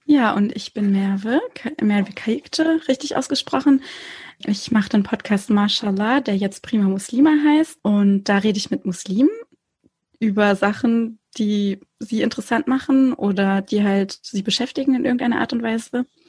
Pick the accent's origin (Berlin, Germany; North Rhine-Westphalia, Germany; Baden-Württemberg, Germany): Baden-Württemberg, Germany; Konstanz; also born or lived in Hamburg; ich bin an der Schweizer Grenze in Konstanz aufgewachsen